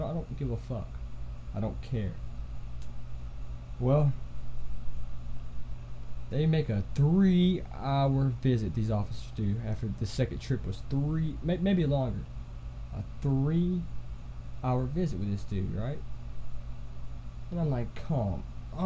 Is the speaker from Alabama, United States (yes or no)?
yes; Alabama, United States; I'm from Alabama, in Price, Alabama